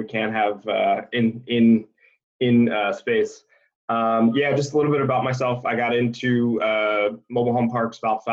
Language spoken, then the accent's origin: English; Ohio, United States; also born or lived in Cincinnati, Ohio; now in Cleveland, United States; I'm from Ohio